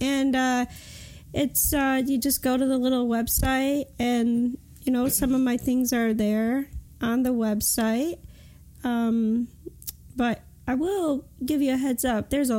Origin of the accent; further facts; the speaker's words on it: Michigan, United States; now in Dayton, United States; I live in Dayton, Ohio. I'm actually from Michigan, though.